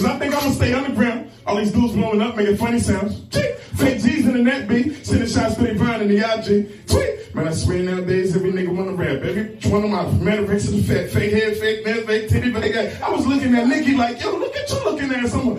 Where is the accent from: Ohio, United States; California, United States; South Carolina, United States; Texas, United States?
South Carolina, United States; Camden; I'm from Camden, South Carolina